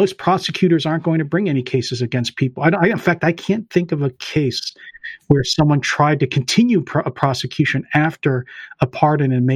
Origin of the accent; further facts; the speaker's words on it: Pennsylvania, United States; I'm from Pennsylvania